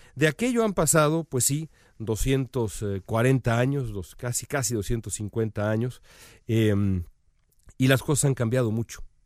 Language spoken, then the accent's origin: Spanish; Mexico; los mexicanos sabemos